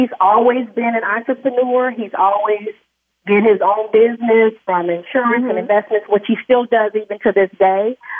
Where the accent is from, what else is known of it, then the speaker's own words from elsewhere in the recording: Bakersfield, California, United States; moved away as an adult; also born or lived in Los Angeles; I was born and raised there in Bakersfield